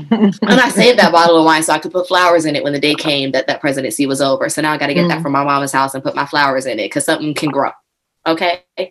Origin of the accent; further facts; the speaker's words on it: Maryland, United States; I'm from Maryland.